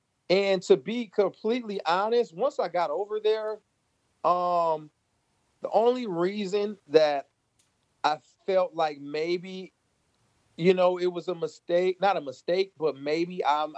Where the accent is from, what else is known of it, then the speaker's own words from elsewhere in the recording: Michigan, United States; he was from Michigan. I was from Michigan.